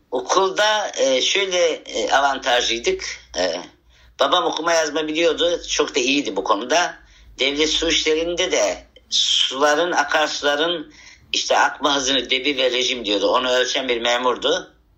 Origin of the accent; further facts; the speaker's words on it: Havza, Samsun, Turkey; Samsun ilinin Havza ilçesinin Hilmiye adında bir dağ köyünde toprak evde doğmuşum.